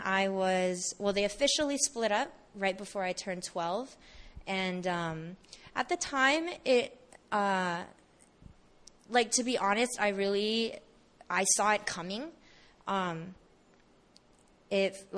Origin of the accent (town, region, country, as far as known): Bay Area, California, United States; born or raised there; moved away as an adult; also born or lived in Seattle